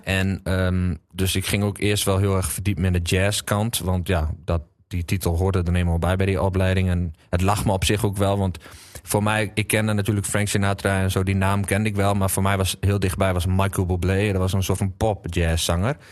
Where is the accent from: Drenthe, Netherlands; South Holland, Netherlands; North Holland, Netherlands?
Drenthe, Netherlands